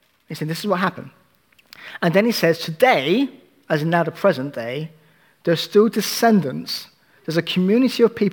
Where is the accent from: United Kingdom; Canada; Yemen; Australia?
United Kingdom; As British people